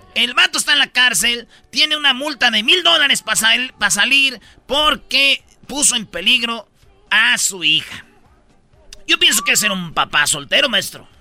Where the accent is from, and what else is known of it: Mexico